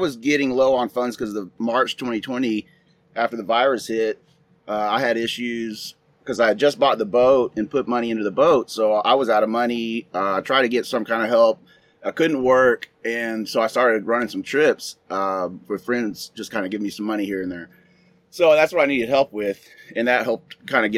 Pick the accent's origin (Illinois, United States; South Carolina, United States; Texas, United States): Texas, United States; Austin; moved away as an adult; now in Hawaii, United States; I'm from Austin, Texas, originally.